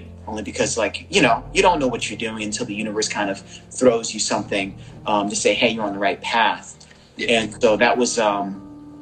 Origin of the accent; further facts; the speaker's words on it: East Orange, Newark, Irvington, New Jersey, United States; also born or lived in Brooklyn, New York; I'm originally from Brooklyn. Born in Brooklyn, raised in Jersey, East Orange, Newark, Irvington era